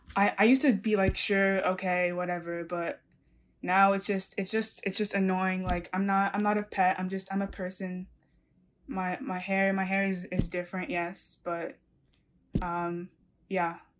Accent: New York, United States; I was born and raised in New York

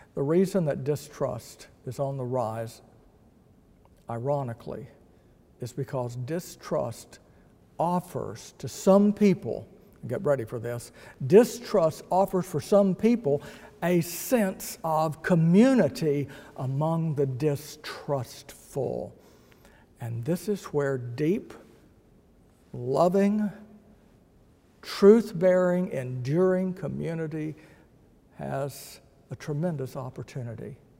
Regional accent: Texas, United States; I am a Texan

